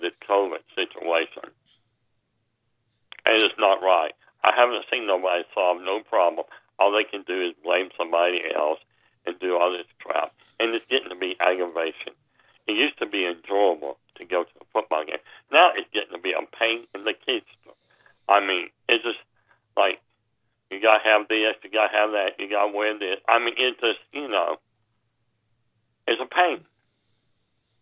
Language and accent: English; Tuscaloosa, Alabama, United States; I am from Tuscaloosa